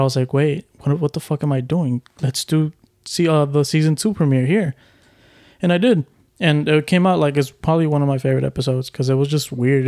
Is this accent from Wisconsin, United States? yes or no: no; Houston, Texas, United States; I'm from Houston